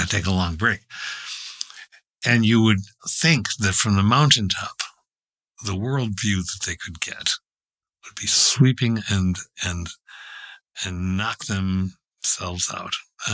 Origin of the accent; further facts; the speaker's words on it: Warsaw, New York, United States; Whenever I'm telling people where I'm from, it's like on a triangle halfway in between at the apex point, Rochester and Buffalo